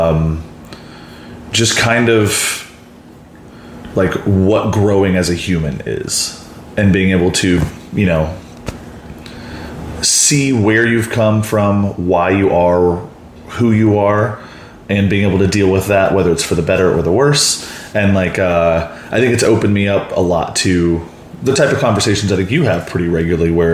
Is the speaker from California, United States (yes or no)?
no; Mansfield, Texas, United States; moved away as an adult; now in Chicago, United States; Born and raised in the Dallas-Fort Worth area, suburb Mansfield, and then moved to Chicago when I was 26